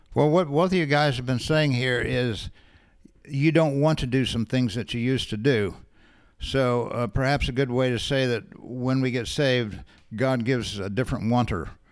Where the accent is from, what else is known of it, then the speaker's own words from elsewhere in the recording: United States; we're Americans, well, I'm American